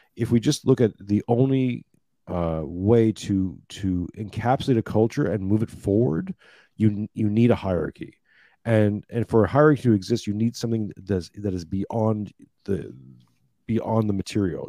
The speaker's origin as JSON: {"language": "English", "country": "Canada", "tie": "born or raised there", "moved": "yes", "lives_now": "Australia", "said": "i grew up in Canada, living I'm living in now in Australia."}